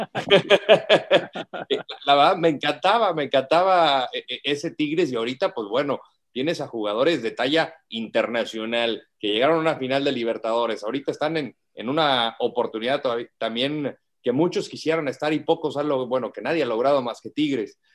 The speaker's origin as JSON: {"language": "Spanish", "region": "Aguascalientes", "country": "Mexico", "said": "No soy regio ni pretendo serlo, yo soy hidrocálido"}